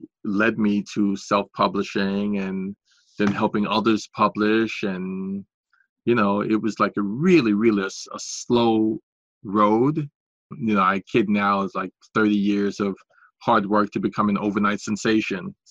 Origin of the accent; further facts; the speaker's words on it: New York City, New York, United States; a 12-year-old African-American boy from Washington Heights, where I grew up in New York City